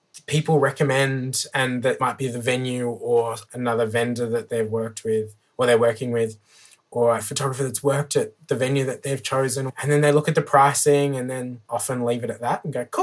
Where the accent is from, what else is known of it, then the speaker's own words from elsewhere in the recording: Armidale, New South Wales, Australia; now in Woonona, Australia; I'm originally from Armidale, which is a beautiful little town. Grew up in the country.